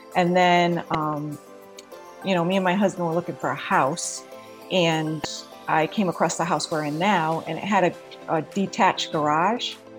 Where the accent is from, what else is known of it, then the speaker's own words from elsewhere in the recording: New England, United States; moved away as an adult; now in Florida, United States; Originally, I'm from New England, and I've lived in Florida for about seven years now.